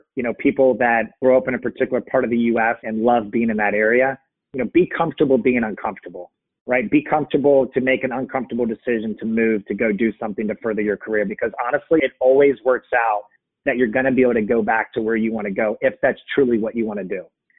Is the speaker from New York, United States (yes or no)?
no; Texas, United States; born there; also born or lived in San Francisco / Virginia / Cincinnati; I mean, one of it was I grew up moving around, right? I mean, I was born in Texas, moved to San Francisco, moved to Virginia, moved to Cincinnati, moved back to Virginia.